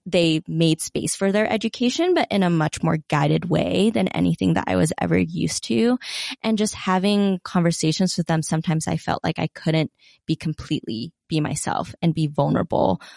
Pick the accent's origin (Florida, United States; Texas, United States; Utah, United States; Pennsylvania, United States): Utah, United States; growing up in Utah